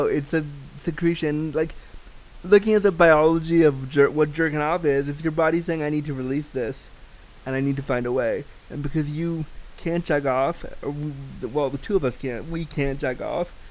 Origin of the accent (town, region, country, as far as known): Toronto, Ontario, Canada